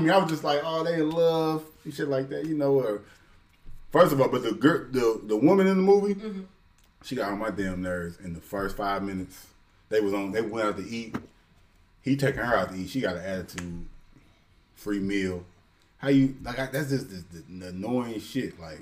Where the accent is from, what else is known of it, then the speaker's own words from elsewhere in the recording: Aurora, Illinois, United States; everybody I grew up with from Aurora